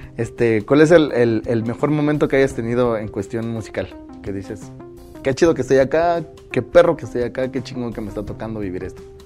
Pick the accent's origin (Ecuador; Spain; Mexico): Mexico; Oaxaca; como paisanos, como oaxaqueños